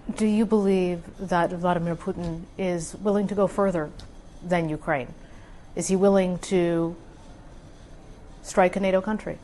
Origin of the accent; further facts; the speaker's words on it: Alberta, Canada; I'm from Alberta